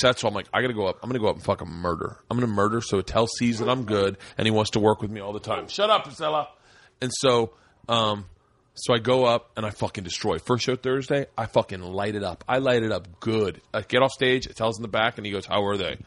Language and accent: English; Florida, United States; moved away as an adult; also born or lived in New York; I was from Florida